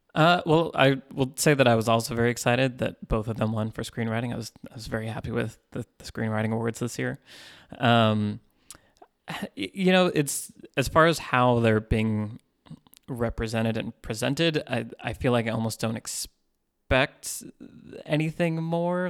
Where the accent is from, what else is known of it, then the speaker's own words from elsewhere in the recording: Northern California, United States; moved away as an adult; now in Los Angeles, United States; I grew up in Northern California and moved to L A in two thousand ten.